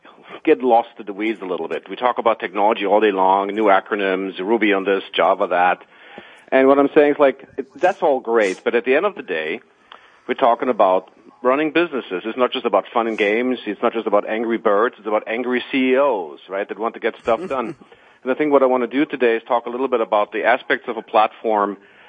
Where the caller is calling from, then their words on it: Walldorf, Baden-Württemberg, Germany; I'm calling from Waldorf, Germany.